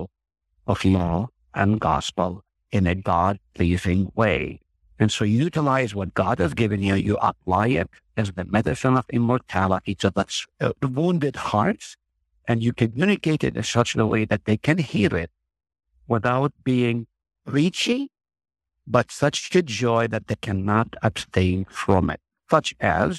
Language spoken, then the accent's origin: English; Nazareth, Northern District, Israel; moved away as an adult; now in Hartford, United States; I grew up in Nazareth, which is only a few miles from Cana.